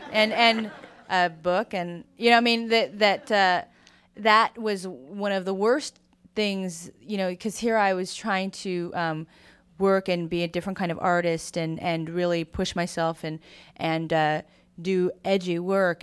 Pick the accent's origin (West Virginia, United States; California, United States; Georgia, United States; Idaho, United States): California, United States; San Francisco; I grew up in San Francisco